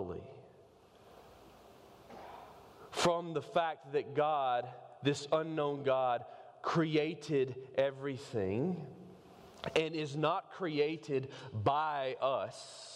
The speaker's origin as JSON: {"language": "English", "town": "Covington", "region": "Georgia", "country": "United States", "said": "I'm from Covington"}